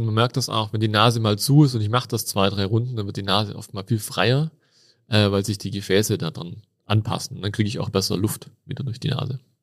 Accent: Tübingen, Baden-Württemberg, Germany; accent: Swabian; moved away as an adult; now in Innsbruck, Austria; ich bin gebürtiger Schwab

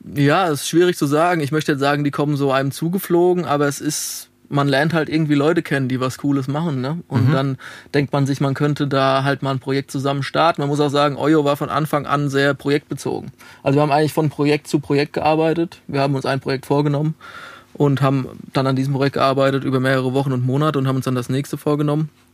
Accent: Alzenau, Bavaria, Germany; moved away as an adult; also born or lived in Darmstadt / Dieburg; now in Frankfurt, Germany; Ich komme aus Alzenau. Das liegt zwischen Aschaffenburg und Hanau.

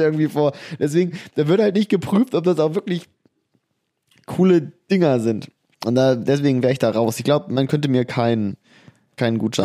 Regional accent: Harz, Germany; bei uns im Harz

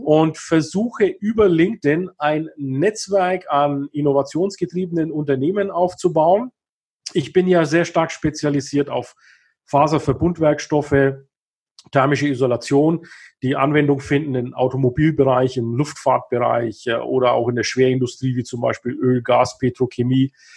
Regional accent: Kulmbach, Bavaria, Germany; also born or lived in Himmelkron / Bayreuth; Also ich bin in Kulmbach geboren, das ist hier in Nordbayern, nördlich von Nürnberg.

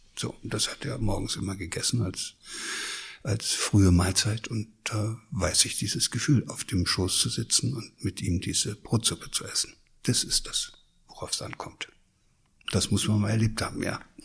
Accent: Thuringia, Germany; moved away as an adult; also born or lived in Lower Saxony; now in Hesse, Germany; ich komme ja aus Ostdeutschland, aus Thüringen. Da bin ich aufgewachsen

